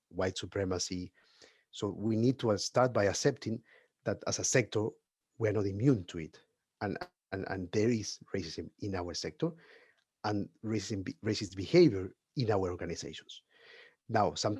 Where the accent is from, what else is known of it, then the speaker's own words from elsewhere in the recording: Peru; now in United Kingdom; I am from Peru. I'm at the moment living in the UK